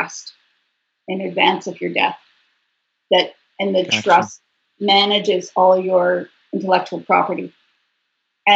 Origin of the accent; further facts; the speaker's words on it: Canada; I'm Canadian